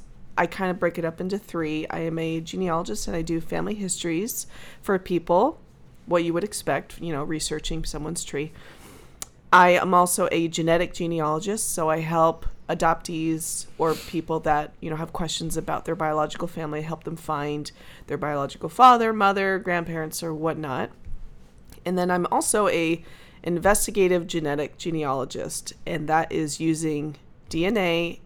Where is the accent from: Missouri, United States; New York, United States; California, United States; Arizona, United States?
California, United States; now in Dallas, United States; I am originally from Orange County, California, but I currently live in a suburb of Dallas, Texas, which I love.